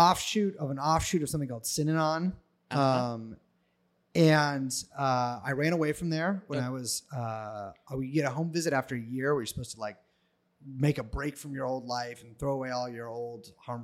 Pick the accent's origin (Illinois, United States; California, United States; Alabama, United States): California, United States; San Francisco Bay Area; moved away; also born or lived in Montana; From San Francisco.